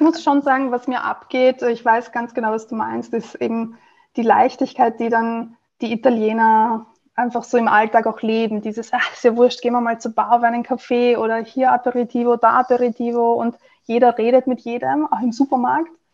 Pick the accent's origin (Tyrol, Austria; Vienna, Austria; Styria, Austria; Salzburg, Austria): Vienna, Austria; also born or lived in Italy; als Wienerin